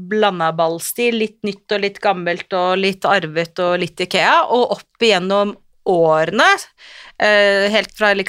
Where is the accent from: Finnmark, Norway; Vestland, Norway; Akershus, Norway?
Finnmark, Norway; Kirkenes; also born or lived in Tvedestrand, Norway; now in Oslo, Norway; Jeg er jo liksom eh, kirkenesværing på den ene siden og tvedestrandsjente på den andre siden, så jeg har liksom eh, bodd begge steder. Og, men akkurat nå vil jeg si at jeg føler meg mest som en Oslo-jente, faktisk.